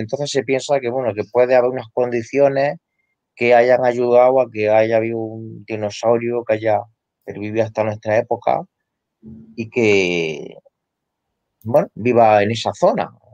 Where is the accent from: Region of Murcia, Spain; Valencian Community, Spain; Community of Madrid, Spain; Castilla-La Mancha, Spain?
Castilla-La Mancha, Spain; aquí en La Mancha, en mi tierra.